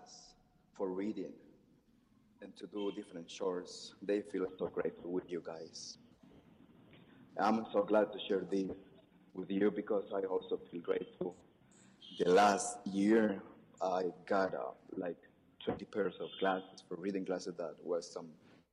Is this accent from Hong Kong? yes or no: no; Nicaragua; I'm from Nicaragua